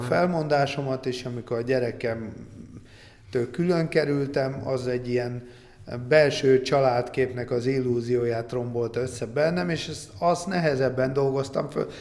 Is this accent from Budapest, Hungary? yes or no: yes; Budapest, Hungary; mi akkor voltunk fiatalok, és abban a közegben mozogtunk, ami hát na, akkor nagyon kemény gangster világ volt Budapesten